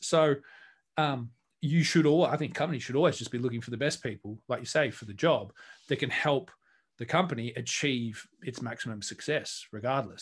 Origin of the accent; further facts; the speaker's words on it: Australia; moved away; I'm Australian